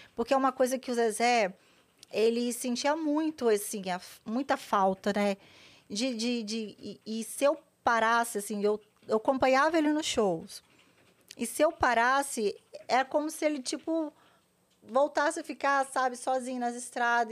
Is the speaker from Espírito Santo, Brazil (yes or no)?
yes; Vila Velha, Espírito Santo, Brazil; moved away as an adult; now in São Paulo, Brazil; Nasci em Vila Velha, Espírito Santo